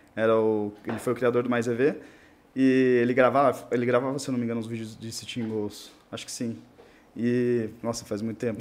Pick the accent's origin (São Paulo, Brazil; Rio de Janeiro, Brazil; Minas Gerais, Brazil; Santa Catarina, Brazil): Santa Catarina, Brazil; Rio Negrinho; also born or lived in Corupá; Eu sou do interior de Santa Catarina, é, Rio Negrinho, uma cidade é, divisa com o Paraná, uhum. do norte do estado. E, bom, nasci, nasci morei lá até os sete anos de idade.